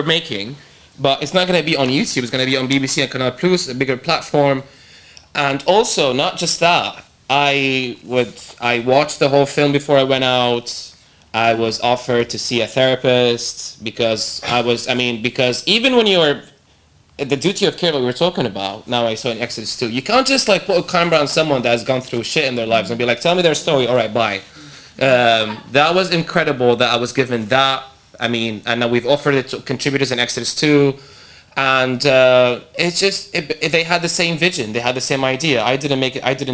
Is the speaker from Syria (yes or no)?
yes; Syria; moved away; I come from Syria